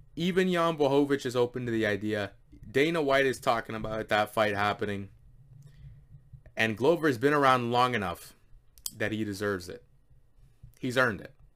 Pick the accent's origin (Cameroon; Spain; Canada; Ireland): Canada; I am a Canadian